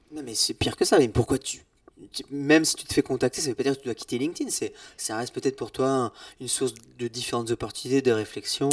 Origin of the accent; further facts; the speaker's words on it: Brittany, France; je suis breton